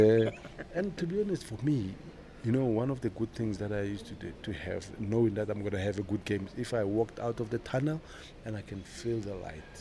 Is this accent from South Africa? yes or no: yes; South Africa; moved away as an adult; also born or lived in Leeds; I come from South Africa